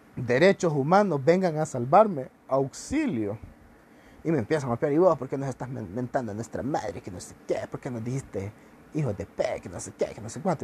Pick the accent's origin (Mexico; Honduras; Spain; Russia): Honduras; Somos el futuro de Honduras